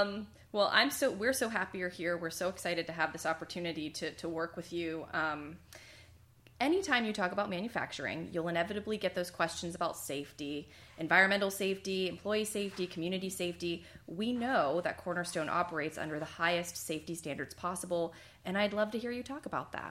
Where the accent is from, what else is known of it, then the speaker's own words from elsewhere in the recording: Pittsburgh, Pennsylvania, United States; now in Louisiana, United States; I'm a transplant as well. I'm originally from Pittsburgh, Pennsylvania, so I've been down here about 10 years as well.